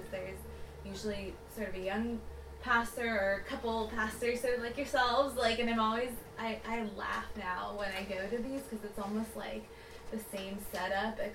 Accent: Berkeley, California, United States; I'm also from the United States, except a very different part. I'm on the West Coast

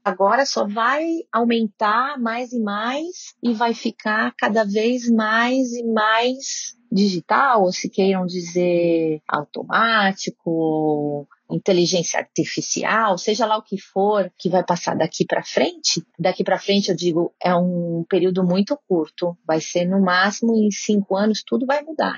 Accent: Brazil; moved away; also born or lived in Switzerland; eu vivi 27 anos na Suíça, eu sou duplo nacional, eu sou suíça, sou brasileira

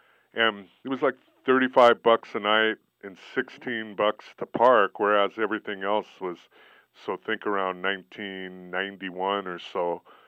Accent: Montana, United States; moved away; I grew up in Montana, so maybe I take the outdoors for granted. But because I'm from such a small town, 1,200 people

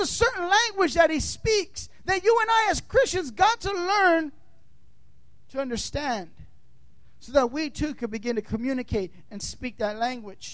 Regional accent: California, United States; moved away; also born or lived in Tampa, Florida; I'm from California

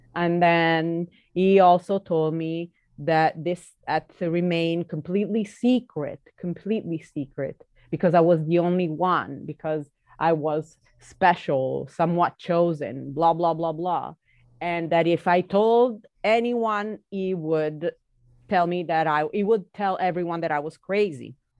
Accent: Italy; the way I was growing up in Italy

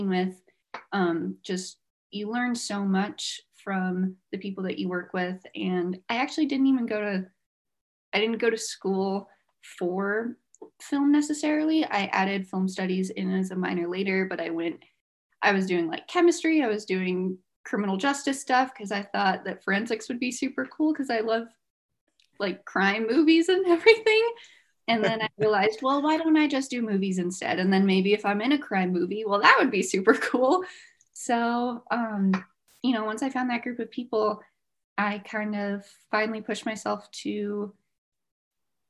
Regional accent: New Mexico, United States; moved away as an adult; now in Colorado, United States; I'm from New Mexico. I moved out to Colorado for college

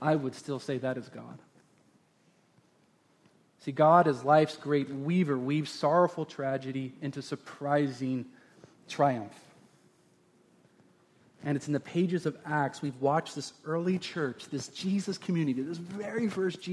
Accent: Oregon, United States; we've grew up in Oregon and watering and planting seeds and harvesting was the normals of every day

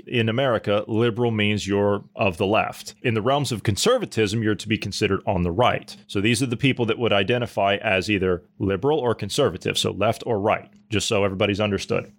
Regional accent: United States; as an American

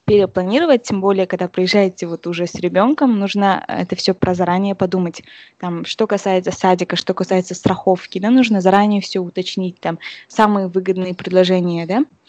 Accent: Kazakhstan; moved away as an adult; now in California, United States; наши казахи

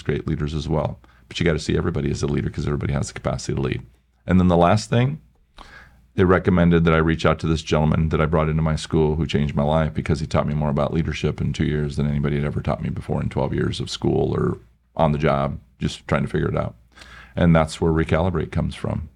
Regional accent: Iowa, United States; moved away as an adult; also born or lived in Milwaukee; I was from Iowa

